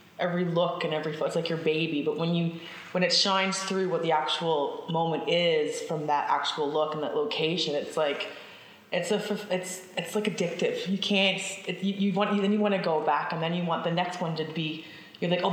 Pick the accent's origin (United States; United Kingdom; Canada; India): Canada; Newfoundland and Labrador; I'm from Newfoundland. So we used to drive from St. John's to Stephenville to my grandmother's house